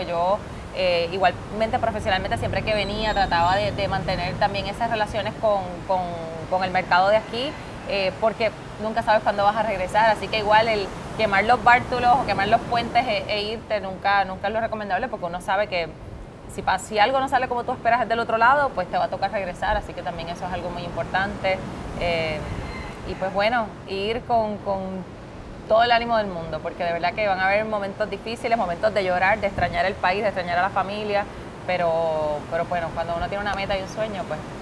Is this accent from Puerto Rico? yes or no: yes; Utuado, Puerto Rico; moved away as an adult; also born or lived in New York; yo soy de Utuado